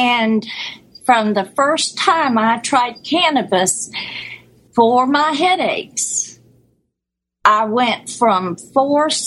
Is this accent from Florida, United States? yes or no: yes; Florida, United States; also born or lived in Hawaii; I'm from Florida